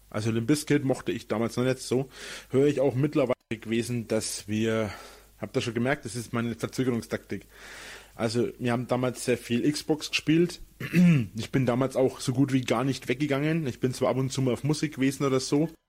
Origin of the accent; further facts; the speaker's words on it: Munich, Bavaria, Germany; Wir waren da, wir sind da früh hingefahren, weil wir sind ja aus München sind wir ja ziemlich weit weg